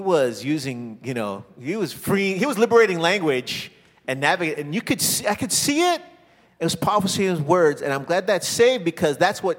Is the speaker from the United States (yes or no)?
yes; Chicago, Illinois, United States; moved away; I know we're both from Chicago originally.